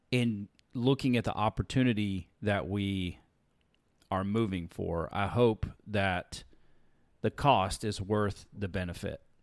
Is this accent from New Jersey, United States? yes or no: no; Alabama, United States; also born or lived in California; now in Texas, United States; growing up in the South in Alabama